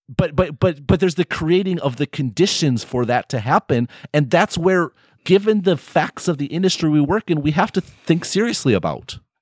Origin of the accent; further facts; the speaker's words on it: United States; we're all American